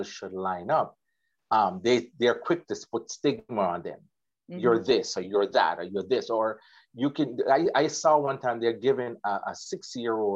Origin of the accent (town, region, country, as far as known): Water Lane, Clarendon, Jamaica; born or raised there; also born or lived in Kingston, Jamaica